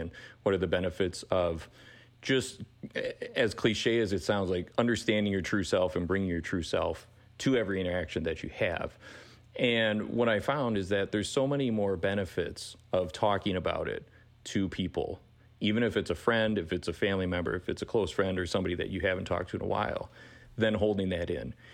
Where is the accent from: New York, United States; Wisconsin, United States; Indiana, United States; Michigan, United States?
Wisconsin, United States; Fond du Lac; moved away as an adult; also born or lived in Milwaukee, Wisconsin; born and raised in Fond du Lac, Wisconsin, and then moved to Milwaukee for, for college